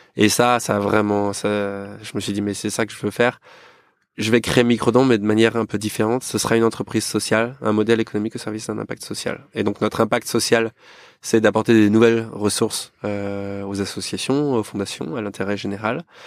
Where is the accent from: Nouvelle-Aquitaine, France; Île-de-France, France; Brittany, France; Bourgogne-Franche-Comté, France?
Île-de-France, France; Yvelines; also born or lived in Rouen; je suis yvelinois d'origine, j'ai grandi là-bas